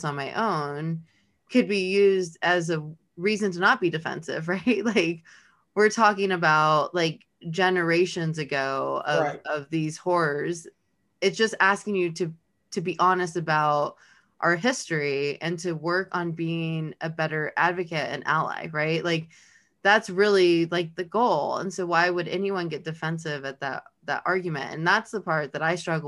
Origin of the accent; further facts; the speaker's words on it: Los Angeles, California, United States; now in Kentucky, United States; I'm from Los Angeles. I grew up in a totally different world than where we are today in Kentucky.